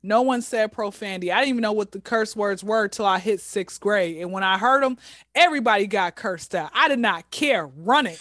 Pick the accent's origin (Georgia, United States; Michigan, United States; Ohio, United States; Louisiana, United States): Georgia, United States; Atlanta; I was came out of the womb in Crawford Long Hospital in Atlanta